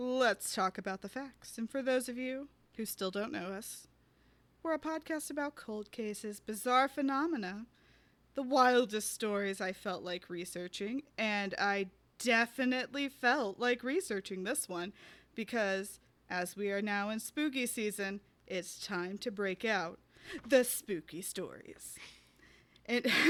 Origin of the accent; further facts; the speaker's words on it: Tennessee, United States; Tennessee, which is my home state